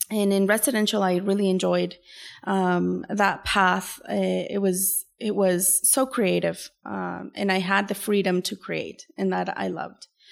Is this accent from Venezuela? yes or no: yes; Venezuela; now in Canada; I am originally from Venezuela